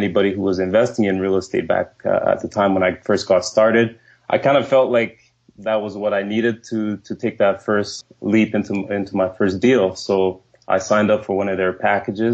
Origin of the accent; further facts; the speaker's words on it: Winnipeg, Manitoba, Canada; also born or lived in Nigeria; I was born in Nigeria, and my family moved to Winnipeg when I was 8 years old. And the way we grew up, like, we weren't a rich family. We grew up in housing.